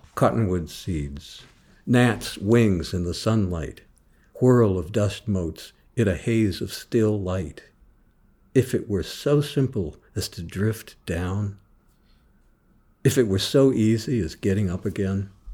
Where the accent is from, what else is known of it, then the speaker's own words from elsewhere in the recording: Jefferson City, Missouri, United States; I was teaching high school English in Jefferson City, Missouri, my hometown.